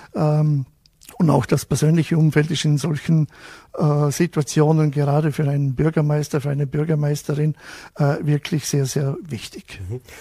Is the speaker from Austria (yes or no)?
yes; Wolfurt, Vorarlberg, Austria; bei uns in Wolfert